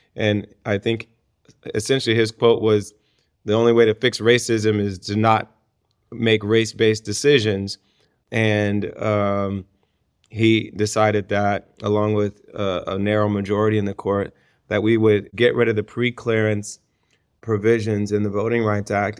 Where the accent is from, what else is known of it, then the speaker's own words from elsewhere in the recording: Ohio, United States; my home state of Ohio